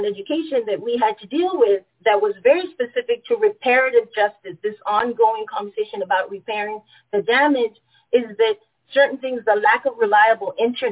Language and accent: English; Panama; moved away; I am born and raised in Panama